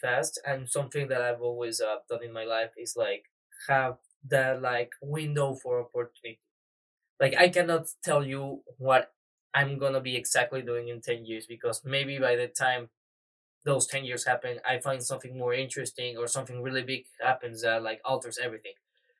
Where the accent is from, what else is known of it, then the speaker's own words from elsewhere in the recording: Mexico City, Mexico; I'm from Mexico City, Mexico.